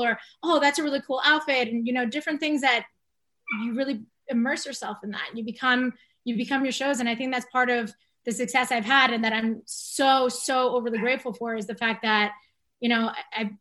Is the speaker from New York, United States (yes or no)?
yes; Long Island, New York, United States; also born or lived in Bronx, New York; I was born in the Bronx. I was born in New York. I grew up in Long Island.